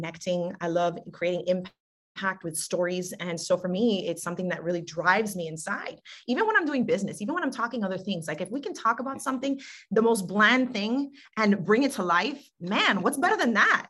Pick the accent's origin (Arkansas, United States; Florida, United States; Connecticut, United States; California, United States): Florida, United States; Miami; also born or lived in Hialeah, Florida; lived in Miami, Florida all my life. Born and raised, you know, technically Miami, Hialeah for a minute